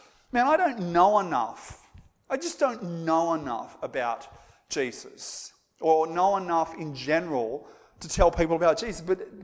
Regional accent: Moree, New South Wales, Australia; accent: bogan; they would have had like this really bogan accent like I've got because I come from Moree

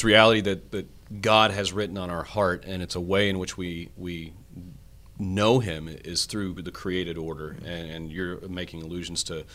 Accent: East Texas, United States; I'm a kid from East Texas.

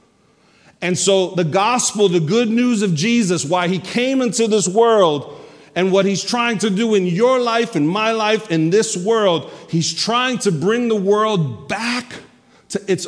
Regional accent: New York, United States; I'm a New Yorker.

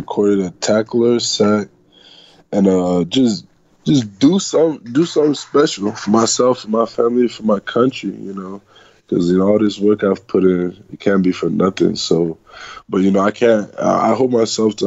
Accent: Scotland, United Kingdom; now in Michigan, United States; I'm Scottish

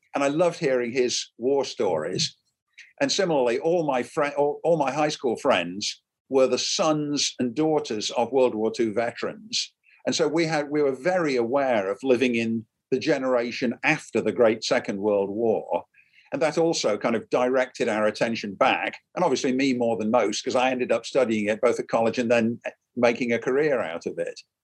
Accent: Derby, East Midlands, United Kingdom; moved away as an adult; now in United States; my hometown is a place called derby it's in the very center of england

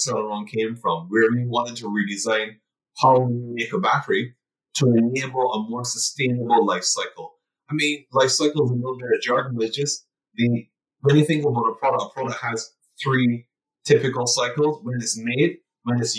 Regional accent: Barbados; born and raised in Barbados, so an island boy by definition

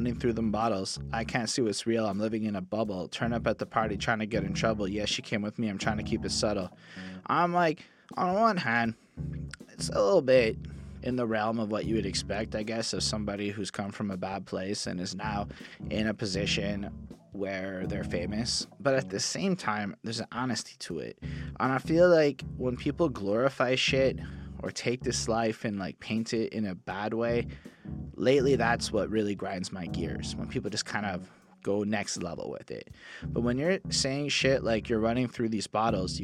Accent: Montreal, Quebec, Canada; born or raised there

